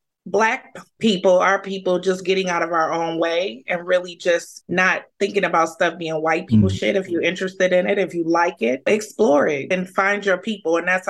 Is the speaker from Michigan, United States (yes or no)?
yes; Detroit, Michigan, United States; moved away as an adult; now in Phoenix, United States; And I'm originally from Detroit, but I've been living in Phoenix. This will be my 16th year